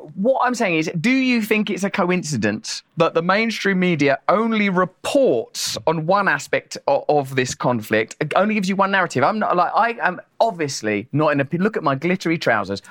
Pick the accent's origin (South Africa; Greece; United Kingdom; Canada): United Kingdom; Essex, East of England; I'm from Essex, which is the New Jersey of my country